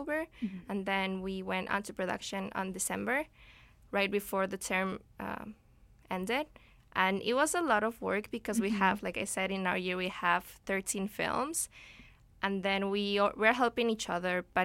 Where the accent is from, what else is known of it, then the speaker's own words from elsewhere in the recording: Ecuador; now in Vancouver, Canada; I'm from Ecuador originally